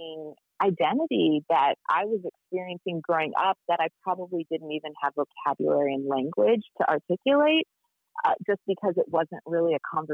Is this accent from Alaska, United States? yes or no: yes; Anchorage, Alaska, United States; moved away as an adult; also born or lived in Pittsburgh; So my sister and I, we were born in Anchorage, and my childhood primarily took place on the Anchorage hillside